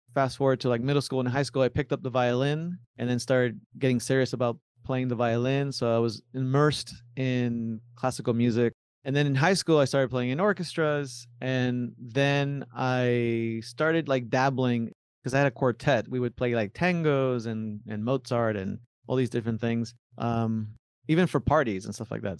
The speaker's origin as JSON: {"language": "English", "town": "Miami", "region": "Florida", "country": "United States", "tie": "born or raised there", "also_born_or_lived": "Buenos Aires, Argentina / Tandil, Argentina", "said": "My parents moved us, uh, to Miami, Florida when I was five years old. I was raised in, in Florida"}